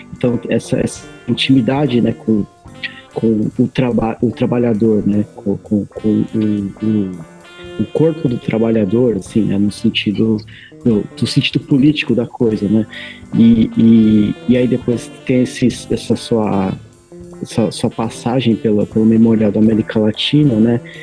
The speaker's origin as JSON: {"language": "Portuguese", "town": "Santo André", "region": "São Paulo", "country": "Brazil", "said": "eu sou de Santo André."}